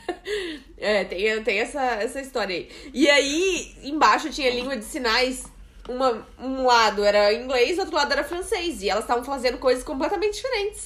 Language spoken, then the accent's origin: Portuguese; Blumenau, Santa Catarina, Brazil; now in Portugal; a gente vem de Blumenau